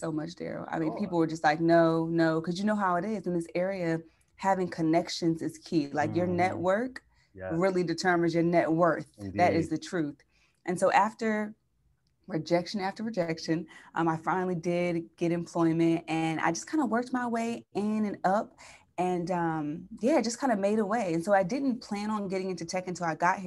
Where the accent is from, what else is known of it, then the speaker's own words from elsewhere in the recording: Chester, Pennsylvania, United States; moved away as an adult; also born or lived in San Diego, California; now in San Francisco, United States; I'm from Philly